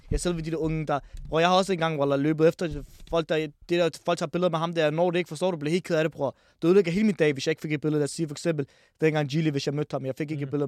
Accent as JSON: {"language": "Danish", "town": "Ishøj", "region": "Capital Region of Denmark", "country": "Denmark", "tie": "born or raised there", "said": "ned, bro, til de unge, der hvor jeg voksede op."}